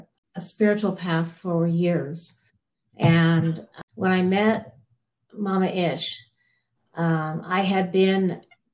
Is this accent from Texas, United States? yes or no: no; Northern California, United States; moved away as an adult; now in Colorado, United States; I was from Northern California